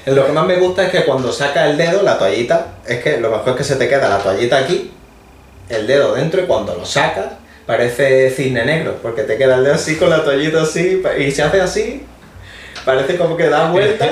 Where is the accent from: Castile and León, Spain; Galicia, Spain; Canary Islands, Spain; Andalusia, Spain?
Andalusia, Spain; somos andaluces